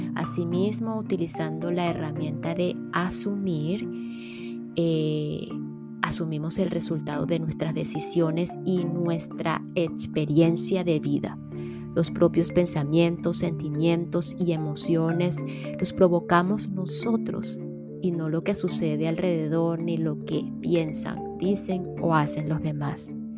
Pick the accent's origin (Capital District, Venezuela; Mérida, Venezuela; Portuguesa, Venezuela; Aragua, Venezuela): Portuguesa, Venezuela; en Venezuela, mi país natal, específicamente en el estado portuguesa, mi estado natal también